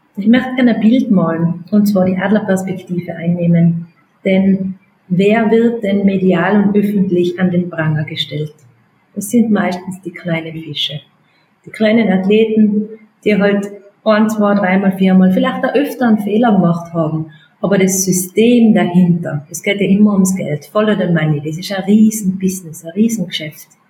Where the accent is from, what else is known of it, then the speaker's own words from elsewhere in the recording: Austria; bei uns in Österreich